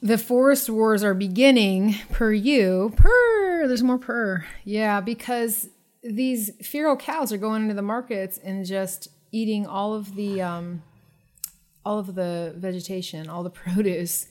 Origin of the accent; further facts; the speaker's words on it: Florida, United States; I'm really from Florida